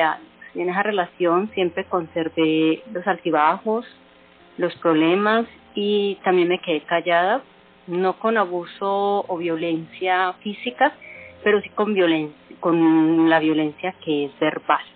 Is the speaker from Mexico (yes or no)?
no; Colombia; las mujeres que somos colombianas